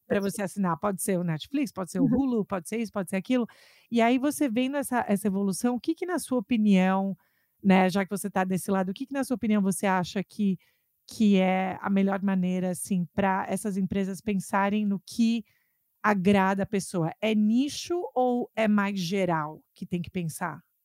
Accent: São Paulo, Brazil; moved away as an adult; also born or lived in New York; now in Massachusetts, United States; São Paulo, de onde eu sou

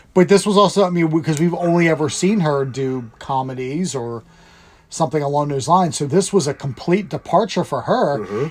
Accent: United States; I'm American

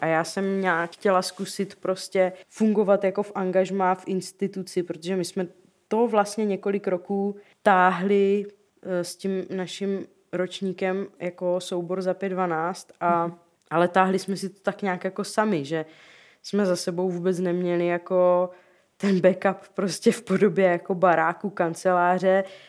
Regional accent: Rosice, South Moravian Region, Czechia; also born or lived in Brno / Zlín; v Rosicích, odkud jsem

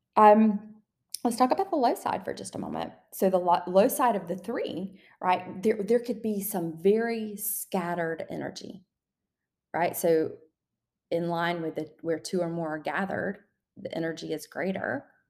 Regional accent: the South, Southern United States, United States; accent: Southern; I used to hold myself back so much because of my Southern accent.

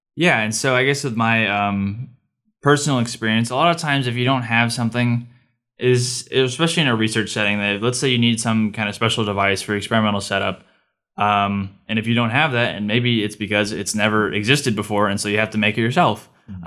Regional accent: California, United States; moved away as an adult; I'm from California

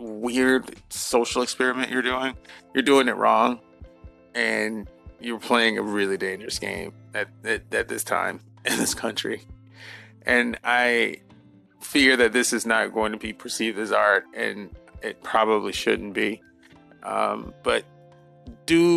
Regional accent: Atlanta, Georgia, United States; my hometown of Atlanta

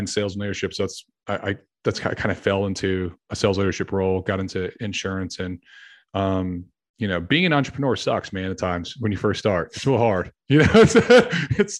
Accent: Clarksville, United States; now in Dallas, United States; I live in outside Dallas, and I'm from Clarksville, where my family's from

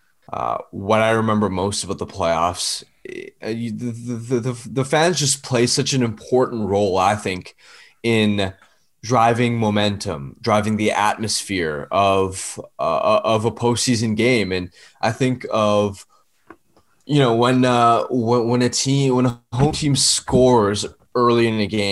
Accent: Vancouver, British Columbia, Canada; my hometown, Vancouver

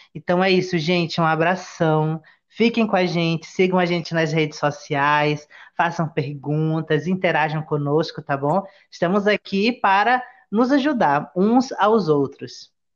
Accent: Parintins, Amazonas, Brazil; now in Manaus, Brazil; nascido em Manaus e criado na cidade de Parintins, que é uma ilha no meio do Rio Amazonas

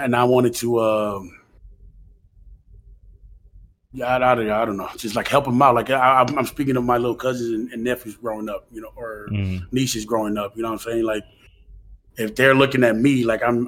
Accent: American Samoa; moved away; growing up in Manua

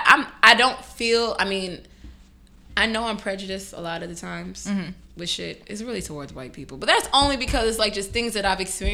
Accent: Freeport, New York, United States; I grew up in Freeport, Long Island

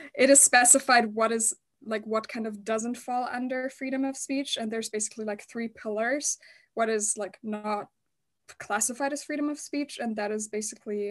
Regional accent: Germany; I grew up in Germany

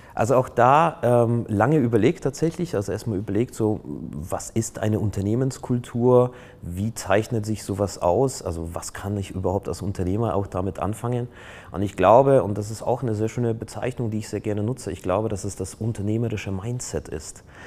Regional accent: Poland; now in Germany; ich komme ja ursprünglich aus Polen

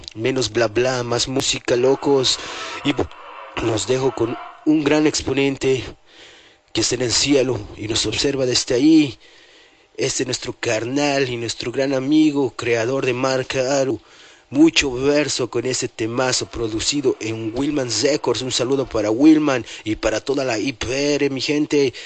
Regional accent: La Paz, Bolivia; ciudad maravilla, la cuna donde yo nací, nacieron muchos, muchos paseños

